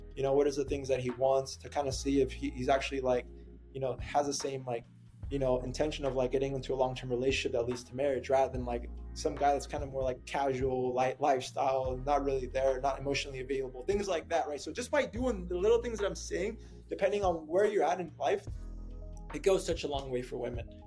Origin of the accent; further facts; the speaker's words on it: San Antonio, Texas, United States; moved away as an adult; also born or lived in Camp Springs, Maryland; now in San Diego, United States; I was living in San Antonio, Texas, and uh, I made the big big boy decision to kind of move away from my my hometown